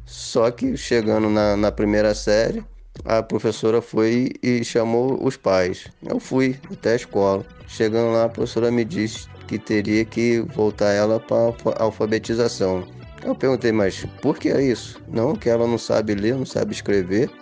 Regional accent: Rio de Janeiro, Brazil; now in Serra, Brazil; sou natural do Rio de Janeiro, mas atualmente moro no Espírito Santo, no município da Serra.

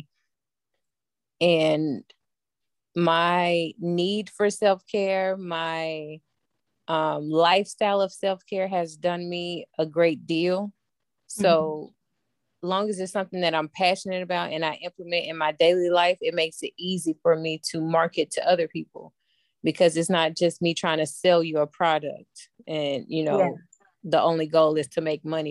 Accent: Memphis, Tennessee, United States; born and raised in Memphis, Tennessee.

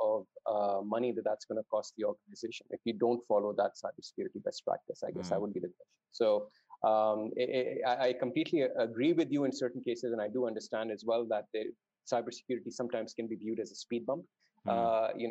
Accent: Dubai, United Arab Emirates; also born or lived in Saudi Arabia; So I grew up in Dubai uh, and Saudi Arabia to a certain extent.

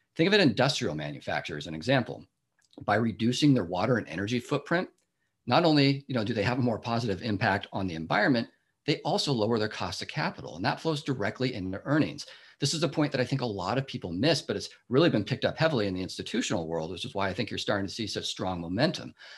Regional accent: Seattle, Washington, United States; moved away as an adult; now in Bay Area, United States; I grew up in the Seattle area

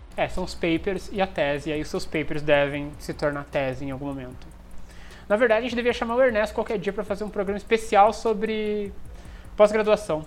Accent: Brazil; also born or lived in Germany; eu sou, sou aqui do Brasil, passei pela Alemanha

